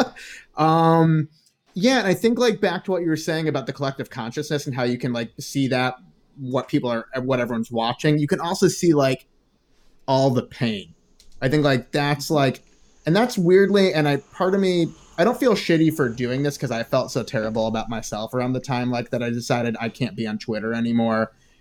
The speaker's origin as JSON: {"language": "English", "region": "Ohio", "country": "United States", "tie": "born or raised there", "also_born_or_lived": "Chicago", "said": "like growing up in the Midwest, it's the same thing. Like before my family became upper middle class in Chicago, living in Ohio and just being regular middle class, being in a rural place"}